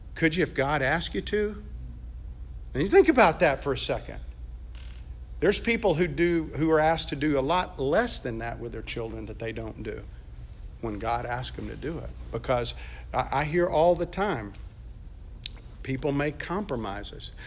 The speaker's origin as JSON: {"language": "English", "region": "Mississippi", "country": "United States", "tie": "born or raised there", "said": "grew up in Mississippi"}